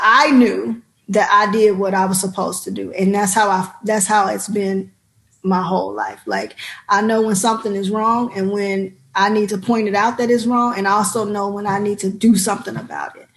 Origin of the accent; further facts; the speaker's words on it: Chicago, Illinois, United States; I am from Chicago, South Side, uh, Low End, which is now Bronzeville